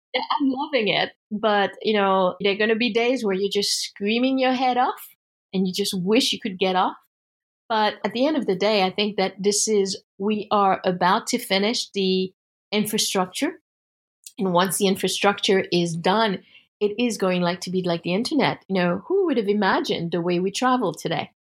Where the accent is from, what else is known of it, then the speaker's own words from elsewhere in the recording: United States; as an American